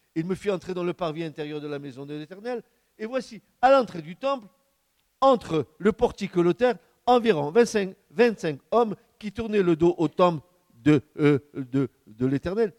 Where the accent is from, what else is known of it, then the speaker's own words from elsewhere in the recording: France; notre pays, notre beau pays de France